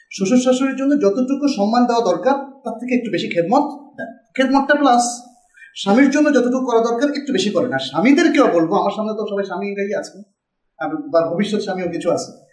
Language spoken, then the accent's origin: Bangla; Bogura District, Rajshahi Division, Bangladesh; আমার বাড়ি বগুড়া জেলায়